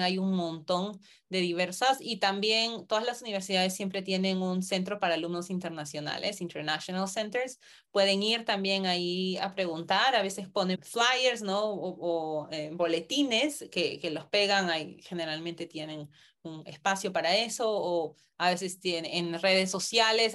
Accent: Peru; moved away as an adult; also born or lived in United States; yo nací en Perú, me mudé a Estados Unidos

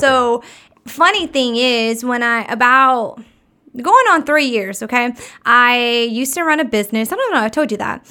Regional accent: Texas, United States; I was born in Texas, so I grew up along the water anyways

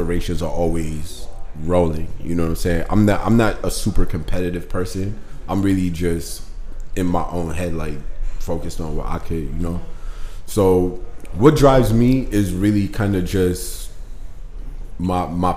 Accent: New York City, New York, United States; I'm born and raised in New York City, Brooklyn

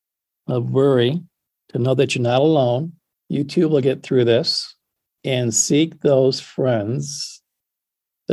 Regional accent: West Michigan, United States; I grew up on West Michigan.

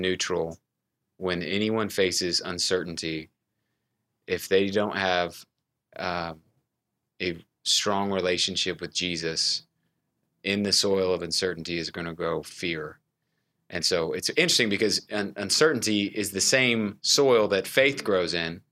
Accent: Houston, Texas, United States; now in Dallas, United States; I, uh, was raised in Houston, Texas

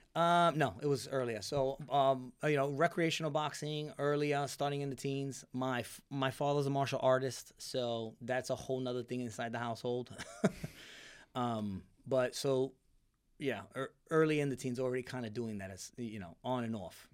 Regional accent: Tampa, Florida, United States; also born or lived in New York; we left New York, uh, nine, ten. So, and then moved down to the Tampa Bay area

